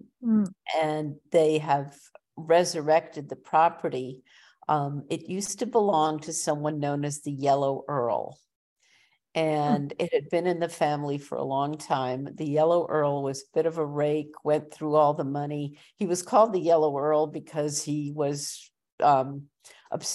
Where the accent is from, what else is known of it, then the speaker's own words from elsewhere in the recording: Montreal, Quebec, Canada; I grew up in Montreal